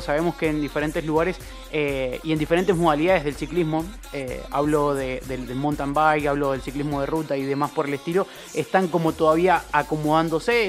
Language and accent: Spanish; Argentina; somos muchos los argentinos